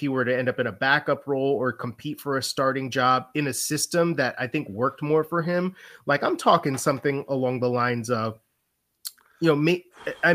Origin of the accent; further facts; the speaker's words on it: Chicago, Illinois, United States; I'm from Chicago, I'm a Bears fan.